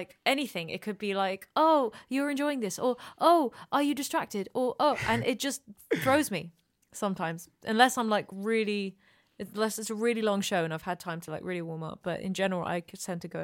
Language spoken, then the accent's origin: English; Amsterdam, North Holland, Netherlands; first language English; I was born and raised here in Amsterdam